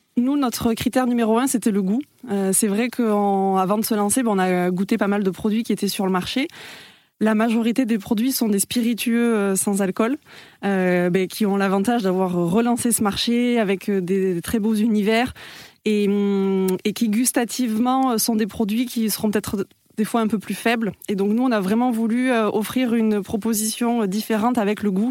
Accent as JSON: {"language": "French", "town": "Toulouse", "region": "Occitania", "country": "France", "said": "je suis toulousaine"}